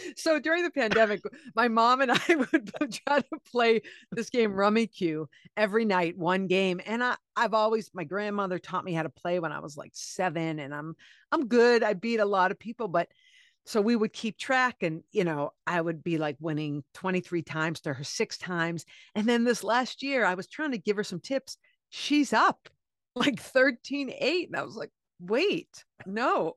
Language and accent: English; Cape Cod, Massachusetts, United States; now in New York City, United States; I'm from Cape Cod